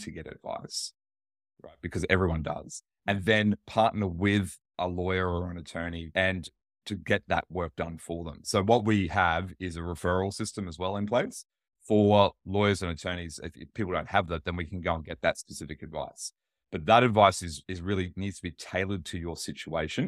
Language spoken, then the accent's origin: English; Australia; I'm Australian